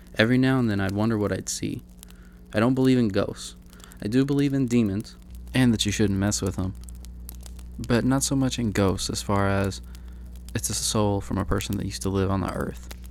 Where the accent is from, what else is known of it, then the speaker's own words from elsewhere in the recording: Kentucky, United States; moved away as an adult; also born or lived in Pikeville, Kentucky; now in Sacramento, United States; My home state is Kentucky